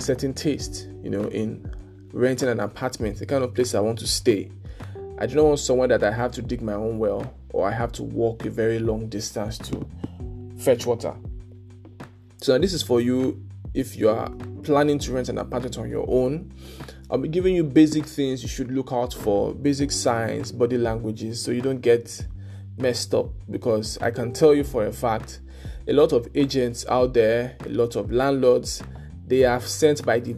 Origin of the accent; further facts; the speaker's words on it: Lagos, Nigeria; moved away; also born or lived in Ilorin; I grew up in Lagos